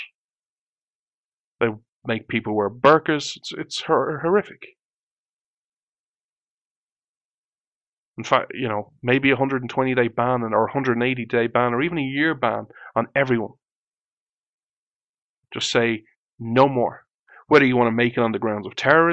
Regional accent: Ireland; I was born in Ireland

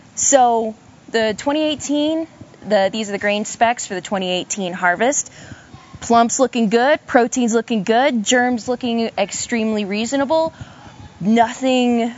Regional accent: Idaho, United States; now in Oregon, United States; I'm from Idaho originally, but I am currently in a graduate program working on my master's with Pat Hayes in the Barley program. I'm at Oregon State University

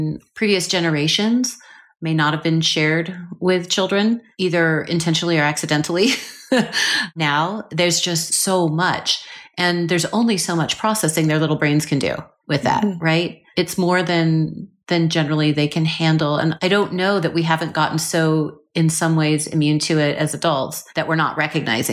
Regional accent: Seattle, Washington, United States; I grew up in Seattle just after the Ted Bundy sort of situation

